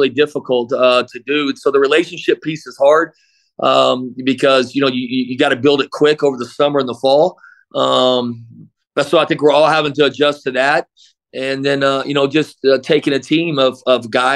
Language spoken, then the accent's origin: English; Midland, Texas, United States; also born or lived in Abilene, Texas; now in El Paso, United States; I grew up in Midland, we call West Texas.